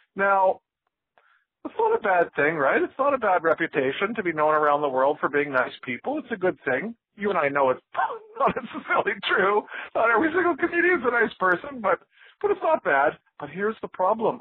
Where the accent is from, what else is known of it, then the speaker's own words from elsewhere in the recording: Vancouver, British Columbia, Canada; moved away as an adult; now in San Francisco, United States; I'm actually from Vancouver, the real one, not the one in Washington, but the big one, in Canada